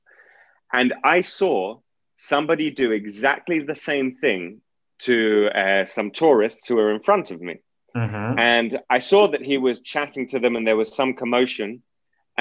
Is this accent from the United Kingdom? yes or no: yes; England, United Kingdom; moved away as an adult; now in Madrid, Spain; my hometown in England